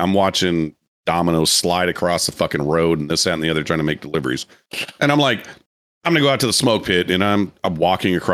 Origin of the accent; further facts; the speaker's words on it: Iowa, United States; I'm like, I came from Iowa.